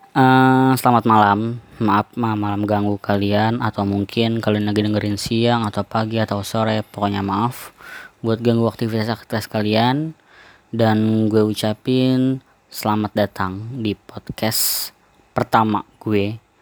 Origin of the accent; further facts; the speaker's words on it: Depok, West Java, Indonesia; born there; untuk keluarga gue gue lahir di Depok kakak gue lahir di Bogor adik gue lahir di Bekasi ayah gue lahir di Lampung mama gue lahir di Jakarta